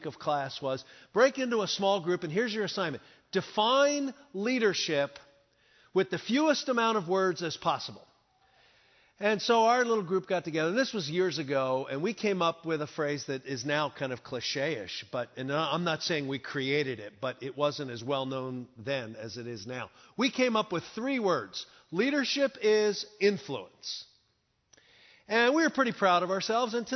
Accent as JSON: {"language": "English", "town": "Philadelphia", "region": "Pennsylvania", "country": "United States", "tie": "born or raised there", "said": "I was born in Philadelphia, born and raised in Philadelphia, good, solid, blue-collar family."}